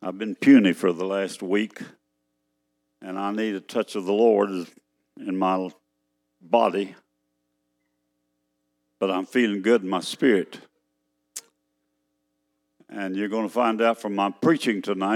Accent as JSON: {"language": "English", "region": "Texas", "country": "United States", "said": "I'm a Texan. That's where I'm from"}